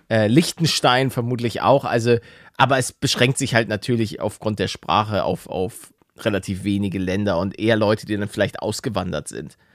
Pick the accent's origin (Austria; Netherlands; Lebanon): Netherlands; aber wir sind Niederländer